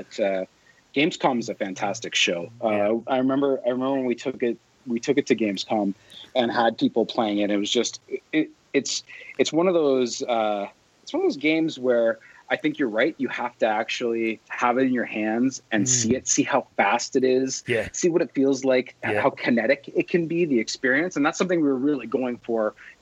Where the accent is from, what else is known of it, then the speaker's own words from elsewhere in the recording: London, Ontario, Canada; also born or lived in Edmonton; this is my hometown, London, Ontario